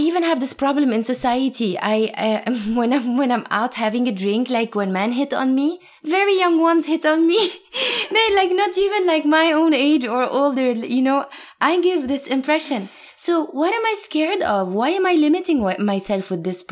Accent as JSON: {"language": "English", "town": "Beirut", "region": "Beirut Governorate", "country": "Lebanon", "tie": "born or raised there", "moved": "as an adult", "lives_now": "New York, United States", "said": "So I was born and raised in Lebanon, in Beirut specifically."}